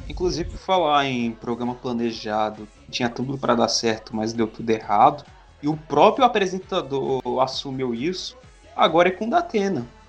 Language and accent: Portuguese; Northeast Region, Brazil; eu sou nordestino